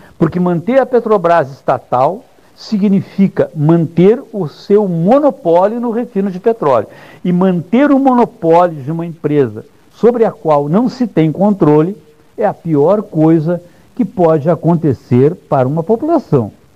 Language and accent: Portuguese; Brazil; porque sou um brasileiro